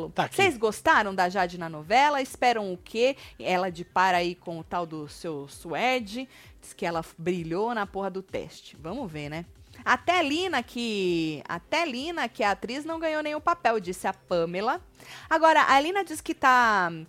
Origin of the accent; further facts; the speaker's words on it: Corumbá, Mato Grosso do Sul, Brazil; sou de Corumbá, no Mato, Mato Grosso